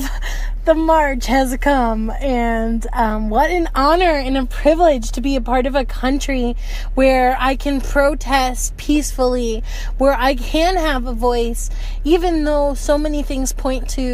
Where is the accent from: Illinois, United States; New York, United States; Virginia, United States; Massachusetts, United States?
Massachusetts, United States; Boston; Massachusetts the place I was born and raised